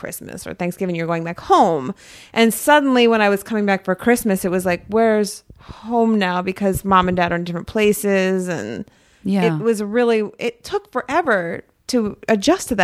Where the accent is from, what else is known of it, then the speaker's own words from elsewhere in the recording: Spencerville, Maryland, United States; I'm from Spencerville, Maryland, which is 20 minutes north of DC and like south of Baltimore. So it's kind of in the middle. It was very rural